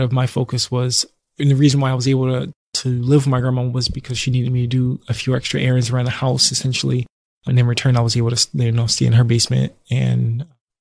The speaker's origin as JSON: {"language": "English", "town": "Philadelphia", "region": "Pennsylvania", "country": "United States", "tie": "born or raised there", "said": "I grew up in North Philly"}